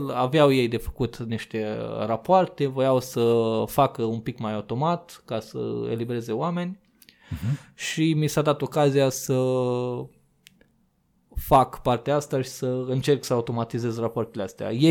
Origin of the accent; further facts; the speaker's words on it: Sighetu Marmației, Maramureș County, Romania; moved away as an adult; now in Iași, Romania; mutasem de la jobul din orașul natal, din Sigetul Farmației, uh, la Iași, cu master în continuare în geodezie geomatică geodezie și cadastru